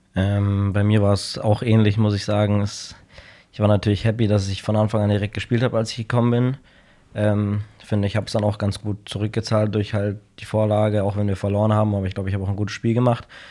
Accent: Munich, Bavaria, Germany; ich bin in München geboren, habe immer in München gelebt.

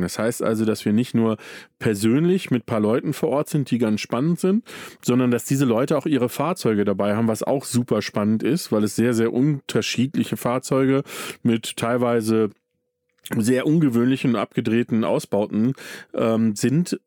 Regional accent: Datteln, North Rhine-Westphalia, Germany; now in Bavaria, Germany; ich bin aufgewachsen in Datteln

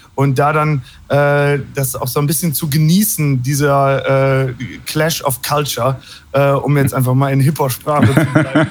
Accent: Hagen am Teutoburger Wald, Lower Saxony, Germany; ich komme hier aus Hagen am Teutoburger Wald

